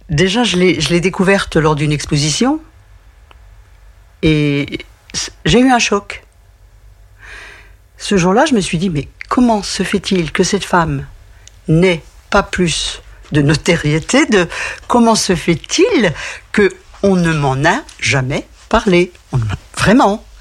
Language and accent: French; Besançon, Bourgogne-Franche-Comté, France; Mais Besançon, c'est ma ville, donc j'y ai passé beaucoup de temps, ma ville natale.